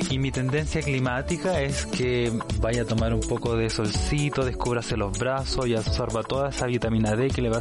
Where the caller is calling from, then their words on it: Concepción, Biobío, Chile; de Gualpen en Concepción, reportando el tiempo para Mercurio y Retrogrado.